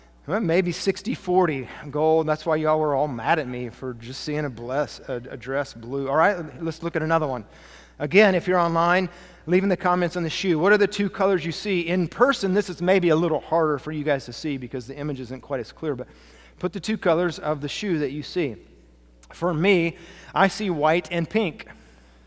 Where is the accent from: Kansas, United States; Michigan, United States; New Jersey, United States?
Kansas, United States; A middle-aged white man who grew up in farmland in the wheat fields of Kansas